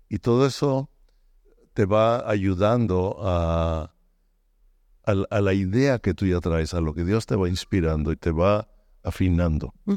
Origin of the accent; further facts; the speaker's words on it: Mexico; moved away as an adult; also born or lived in Baja California Sur; now in United States; soy mexicano, que vivimos en Estados Unidos, ah, sigo siendo muy mexicano